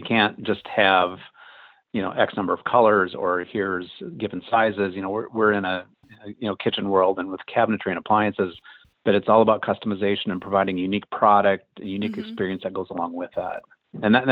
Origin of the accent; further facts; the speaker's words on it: Midwest, United States; moved away as an adult; now in Los Angeles, United States; I grew up in the Midwest, lived there for the first 18 years of my life